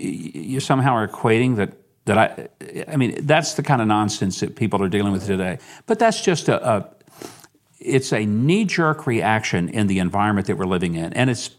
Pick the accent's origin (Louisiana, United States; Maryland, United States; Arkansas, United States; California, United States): Arkansas, United States; I mean, I was from Arkansas, Lord. I've known Clinton for 40-something years.